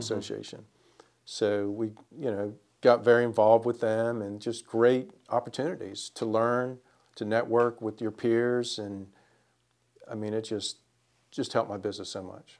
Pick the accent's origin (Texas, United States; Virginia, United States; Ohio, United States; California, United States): Virginia, United States; Springfield; now in Winston-Salem, United States; I am from Springfield, Virginia